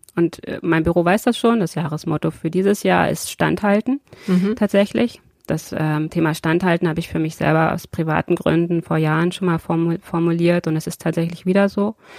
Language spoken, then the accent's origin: German; Brandenburg, Germany; now in Braunschweig, Germany; dass es auch meine Heimat ist